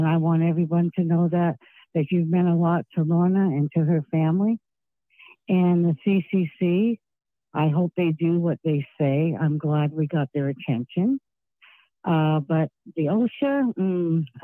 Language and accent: English; California, United States; also born or lived in New York / Massachusetts; I've always been a California girl since I was two